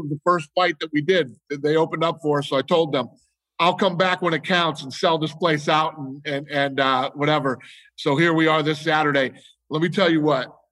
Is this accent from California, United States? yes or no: no; Las Vegas, Nevada, United States; I grew up here in Vegas